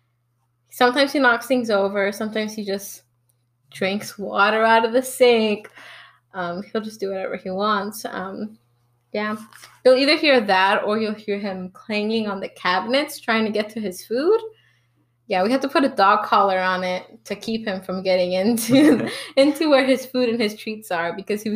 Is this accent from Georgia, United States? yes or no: yes; Atlanta, Georgia, United States; also born or lived in Alabama / Mexico; I was born in Alabama, but I moved in to Atlanta when I was, third grade. And before that, I had done a year of schooling in Mexico. But since the third grade, I've been living in Atlanta